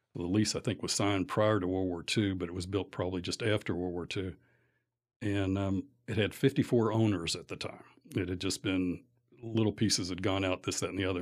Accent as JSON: {"language": "English", "town": "Lexington", "region": "Kentucky", "country": "United States", "tie": "born or raised there", "also_born_or_lived": "Atlanta", "said": "born and raised in Lexington"}